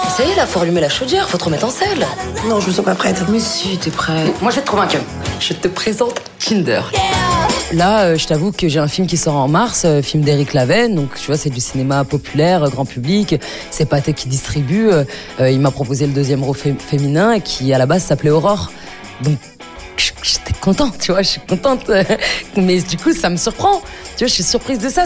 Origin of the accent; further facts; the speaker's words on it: France; also born or lived in Algeria (ancestry); je suis française